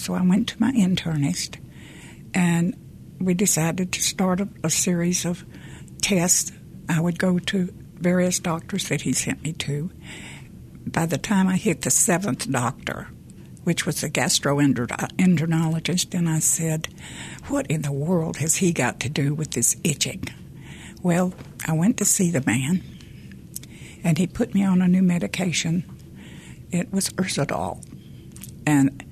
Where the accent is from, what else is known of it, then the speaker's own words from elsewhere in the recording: Memphis, Tennessee, United States; I was born and raised in Memphis.